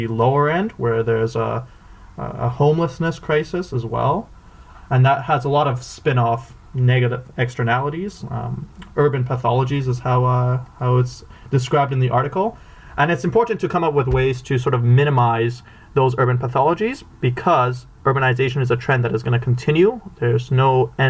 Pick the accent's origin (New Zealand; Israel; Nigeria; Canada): Canada; Vancouver, British Columbia; I grew up in Vancouver